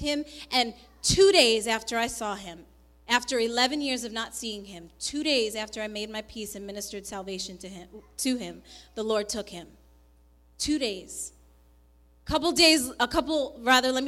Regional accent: New York, United States; born or raised there; also born or lived in Colombia

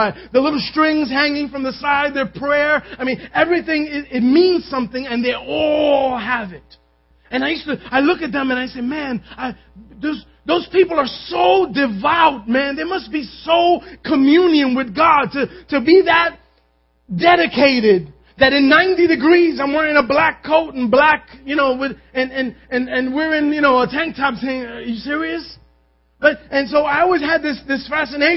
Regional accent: New York City, New York, United States; I grew up in Manhattan

